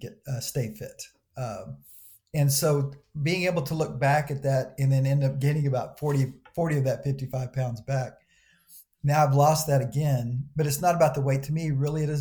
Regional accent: the South, United States; I'm from the South

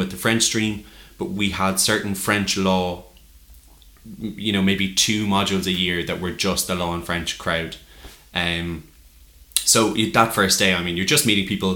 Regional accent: Tipperary, Munster, Ireland; moved away as an adult; also born or lived in Cork; I'm from Tip.

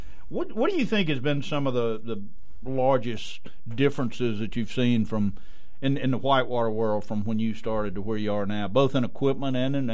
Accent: South Louisiana, United States; moved away; I grew up in South Louisiana

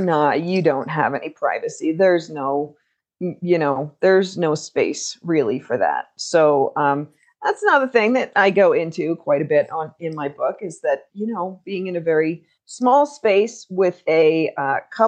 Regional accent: United States; also born or lived in Alaska; for me as an American

